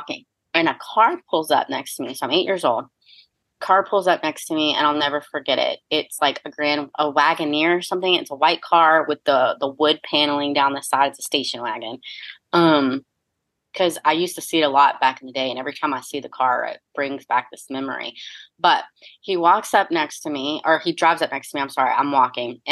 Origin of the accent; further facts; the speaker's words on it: Fort Myers, Florida, United States; moved away; I grew up in Fort Myers, Florida, and it's different than how I see it done here